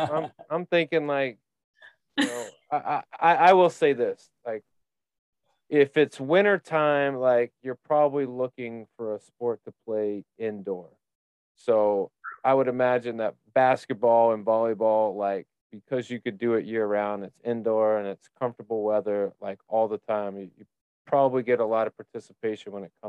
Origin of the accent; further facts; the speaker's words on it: Indiana, United States; growing up in Indiana on 40 acres, where when you do go to church, you're seeing everybody in the town at once.